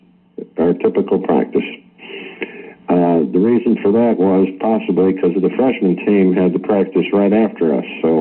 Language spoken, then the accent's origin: English; New Jersey, United States; moved away; I grew up in New Jersey, right in the shadow of the Yankee Stadium